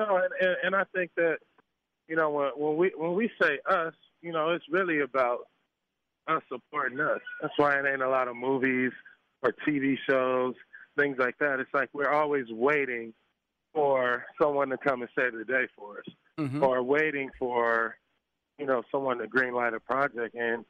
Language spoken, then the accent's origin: English; Los Angeles, California, United States; growing up in South Central Los Angeles, you got to survive, right?